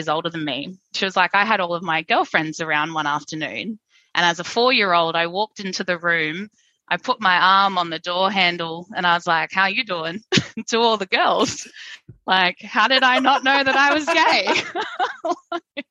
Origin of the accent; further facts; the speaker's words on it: Brisbane, Queensland, Australia; accent: twang; I grew up in Brisbane in a very religious family